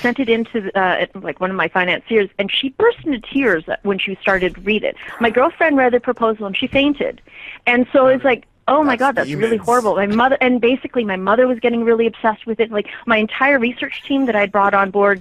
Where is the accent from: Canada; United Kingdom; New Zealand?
Canada; being Canadian